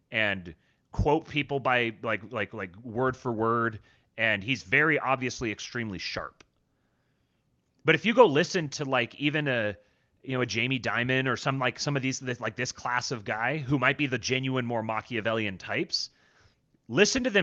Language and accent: English; Seattle, Washington, United States; also born or lived in Los Angeles; and I'm from Seattle and L.A. and those are the the the fan groups that I'm around.